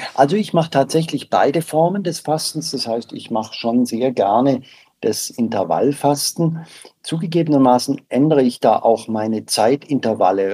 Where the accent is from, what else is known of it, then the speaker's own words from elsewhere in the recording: Southern Germany, Germany; ich komme aus Süddeutschland